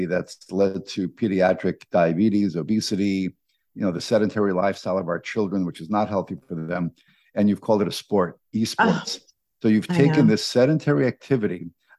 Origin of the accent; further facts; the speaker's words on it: New York, United States; as Mets fans, when we grew up in New York